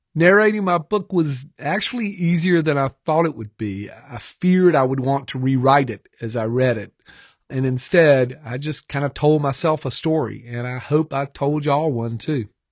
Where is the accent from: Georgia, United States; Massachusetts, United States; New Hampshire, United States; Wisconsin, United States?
Georgia, United States; now in Mississippi, United States; I was born in Georgia. I'm raising a family in Mississippi